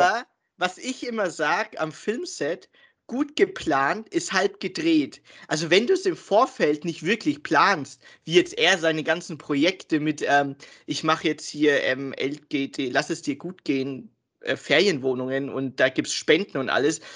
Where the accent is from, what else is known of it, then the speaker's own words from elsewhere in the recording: Germany; wir sind Deutsche natürlich, wir sind hier geboren und aufgewachsen, aber wir haben einen Migrationshintergrund